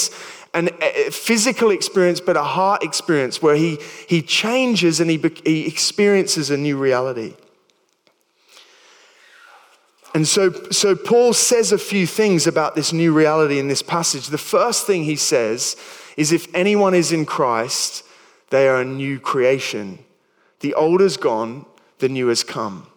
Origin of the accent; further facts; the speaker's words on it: Sydney, New South Wales, Australia; moved away as an adult; also born or lived in New Milton, England; now in England; I'd been part of a youth group growing up in Sydney